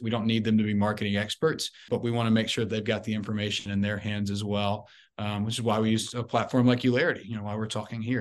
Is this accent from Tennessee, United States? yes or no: yes; Memphis, Tennessee, United States; I'm originally from Memphis, Tennessee.